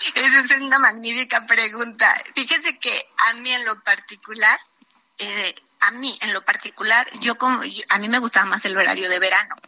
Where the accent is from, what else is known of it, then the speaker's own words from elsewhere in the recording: Chiapas, Mexico; yo soy de Chiapas y manejamos la el horario de la Ciudad de México